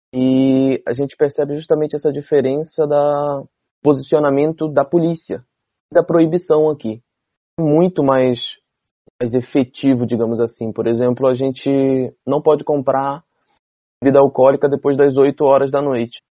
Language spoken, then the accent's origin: Portuguese; Brazil; como brasileiro